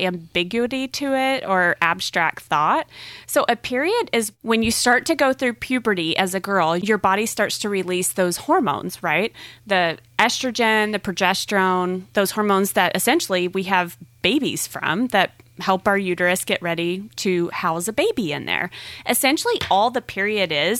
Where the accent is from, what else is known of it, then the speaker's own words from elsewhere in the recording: the South, United States; Growing up in the South